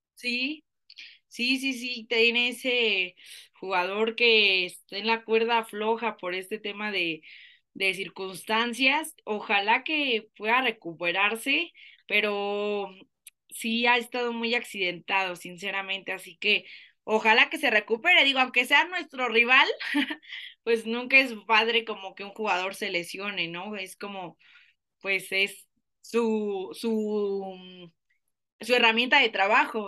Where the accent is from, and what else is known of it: Mexico